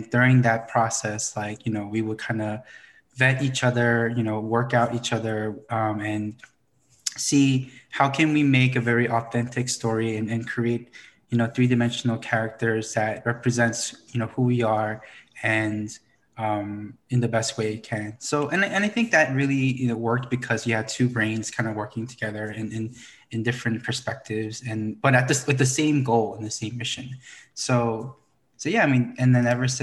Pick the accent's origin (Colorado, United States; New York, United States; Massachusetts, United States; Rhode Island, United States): New York, United States; New York City; growing up in Flushing and having, you know, that Korean-American immigrant experience